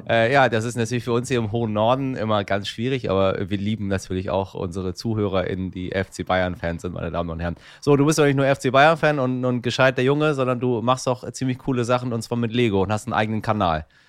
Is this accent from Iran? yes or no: yes; Tehran, Tehran Province, Iran; now in Germany; in meiner Heimatstadt Teheran